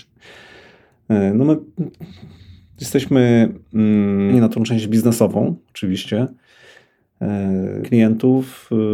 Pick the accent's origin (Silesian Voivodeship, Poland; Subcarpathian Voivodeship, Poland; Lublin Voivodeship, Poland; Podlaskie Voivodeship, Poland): Lublin Voivodeship, Poland; Lublin; also born or lived in Bydgoszcz; now in Warsaw, Poland; Urodziłem się w Bydgoszczy, wychowałem się w Lublinie